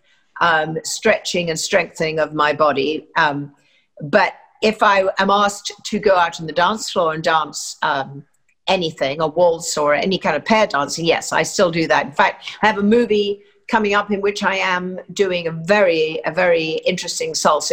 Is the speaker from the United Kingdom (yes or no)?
yes; London, United Kingdom; accent: English; moved away as an adult; also born or lived in Hillingdon, Middlesex; I was born actually in Hillingdon, Middlesex, lived in a semi-detached in Merton Park, and just had a very regular life